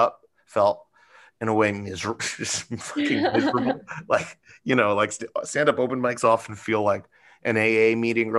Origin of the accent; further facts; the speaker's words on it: New York City, New York, United States; I'm from New York City, born and raised, and still here